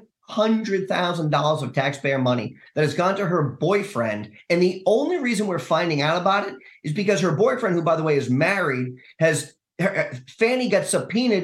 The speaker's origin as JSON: {"language": "English", "region": "New Hampshire", "country": "United States", "said": "here in my home state of New Hampshire"}